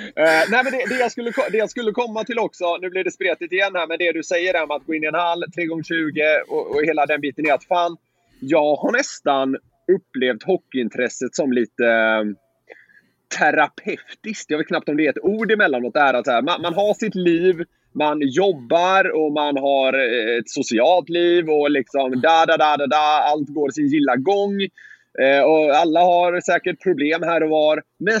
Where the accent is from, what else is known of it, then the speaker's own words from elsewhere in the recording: Gothenburg, Västra Götaland, Sweden; moved away as an adult; also born or lived in Kalmar; now in Stockholm, Sweden; jag är göteborgare